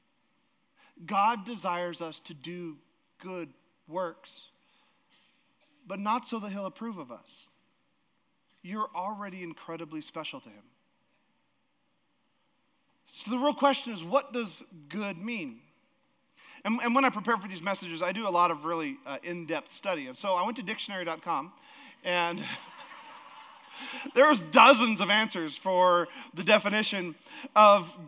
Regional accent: Alaska, United States; now in Idaho, United States; we're from Alaska.

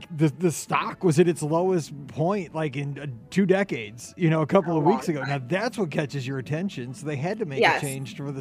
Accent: St. Louis, Missouri, United States; We're from St. Louis

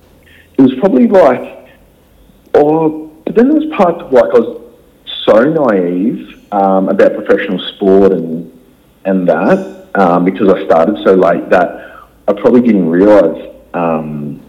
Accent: Gold Coast, Queensland, Australia; also born or lived in Adelaide, South Australia; Growing up on the Gold Coast

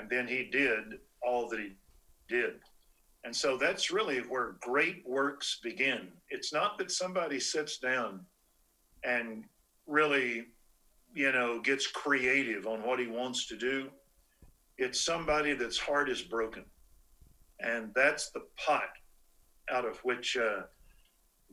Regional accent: Waco, Texas, United States; I'm from Waco, Texas, and came to school to North Texas

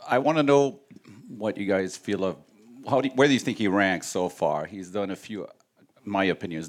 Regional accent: Quebec City, Quebec, Canada; Canada, Quebec.

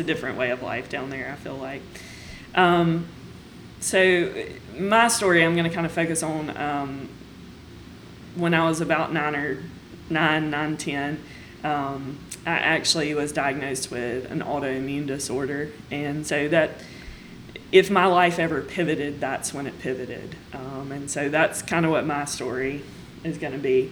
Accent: United States; So I grew up in Stone County, which is just a little bit south of here.

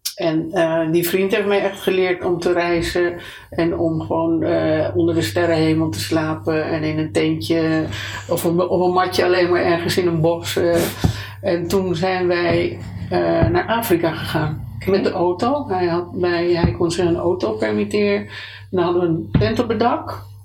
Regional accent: Amsterdam, North Holland, Netherlands; moved away as an adult; also born or lived in Italy; geboren in Amsterdam uh, enig kind

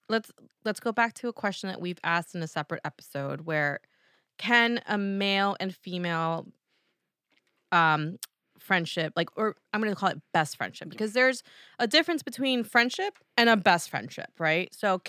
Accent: New Jersey, United States; accent: Jersey; back to my Jersey accent. Let me get back to East Coast mode here

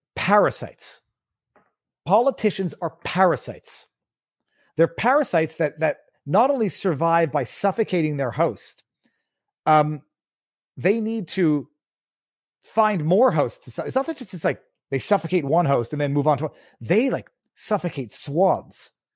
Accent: Canada; I'm Canadian

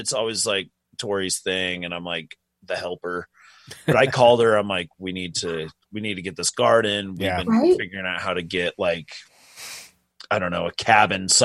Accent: Utah, United States; We're from Utah, so I'm a Utah Jazz fan.

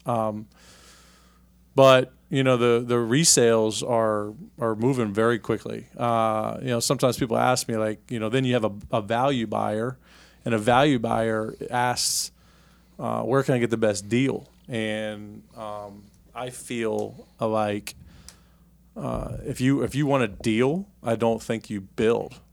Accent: Richmond, Virginia, United States; I grew up here in Richmond, Virginia

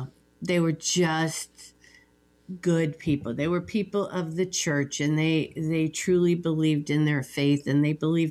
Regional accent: Cincinnati, Ohio, United States; I was born and raised in Cincinnati

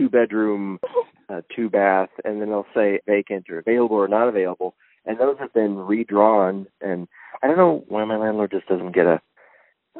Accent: Riverside County, California, United States; now in Los Angeles, United States; I'm from Riverside County. It's where all the white people came to California from.

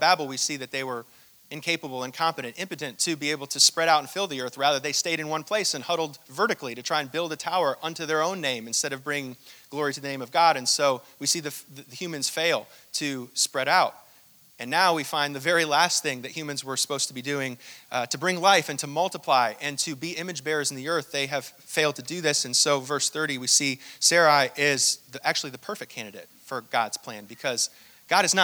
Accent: Indiana, United States; moved away; also born or lived in the South (US); I'm from Indiana. It took me, you know, 16 years not to say pop anymore.

